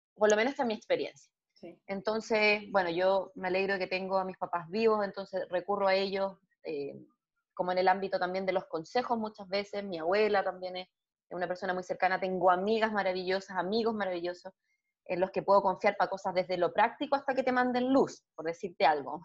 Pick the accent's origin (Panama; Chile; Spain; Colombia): Chile; estoy aquí ahora en mi país, en Chile